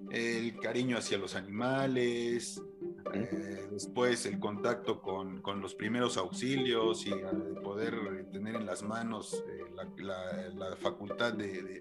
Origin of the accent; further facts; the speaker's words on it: Mexico; also born or lived in Mexico City; regresé a mi pueblo después de andar en, la Ciudad de México, entre la universidad